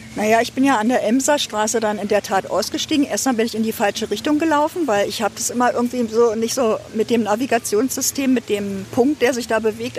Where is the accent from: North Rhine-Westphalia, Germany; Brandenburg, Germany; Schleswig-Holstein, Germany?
Brandenburg, Germany; Ludwigsfelde; moved away as an adult; now in Potsdam, Germany; ich bin eine gebürtige Ostdeutsche, und ähm, aufgewachsen in Ludwigsfelde